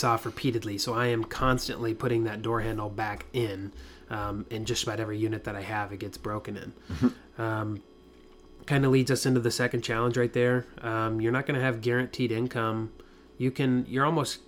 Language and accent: English; Iowa, United States; now in Orlando, United States; my hometown there in Iowa, 3,000 people.